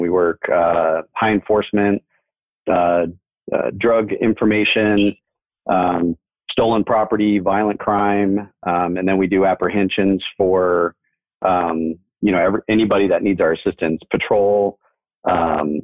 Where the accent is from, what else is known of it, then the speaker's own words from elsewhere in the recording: Mesa, Arizona, United States; I grew up here in Mesa